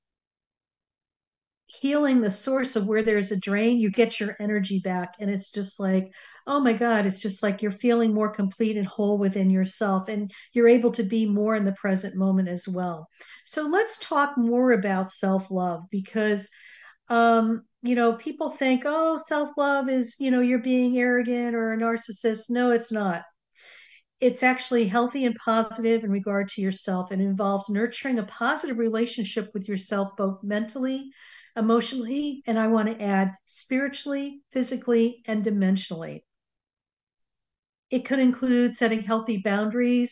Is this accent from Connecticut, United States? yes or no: yes; Connecticut, United States; now in Southern California, United States; I grew up on the East Coast, and I now currently live in Southern California. So it was really interesting because every time that I would fly back to Connecticut, I would swing by my old early childhood home